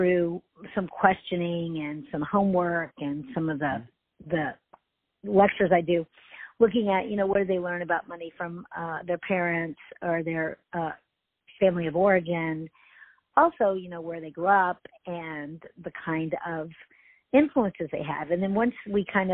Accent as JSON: {"language": "English", "town": "Houston", "region": "Texas", "country": "United States", "tie": "born or raised there", "said": "I grew up in Houston"}